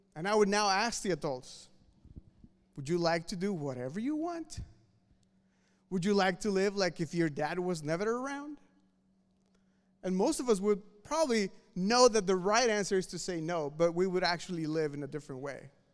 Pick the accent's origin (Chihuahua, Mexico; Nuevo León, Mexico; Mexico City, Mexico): Mexico City, Mexico; moved away; I'm from Mexico City